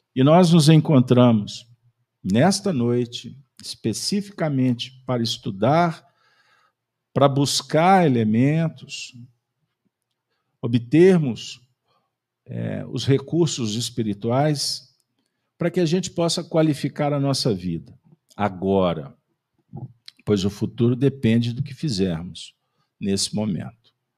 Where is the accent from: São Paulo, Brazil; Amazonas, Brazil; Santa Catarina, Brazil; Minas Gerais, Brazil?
Minas Gerais, Brazil; nós somos mineiros